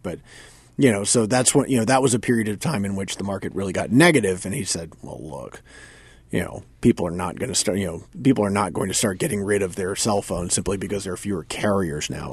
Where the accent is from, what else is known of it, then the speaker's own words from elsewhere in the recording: North Carolina, United States; moved away; I grew up in North Carolina